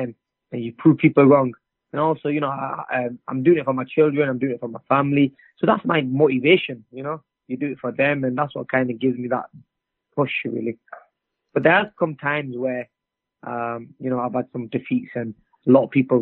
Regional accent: England, United Kingdom; I'm from England

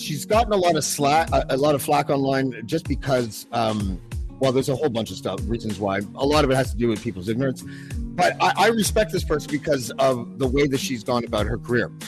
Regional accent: Canada; I'm from Canada

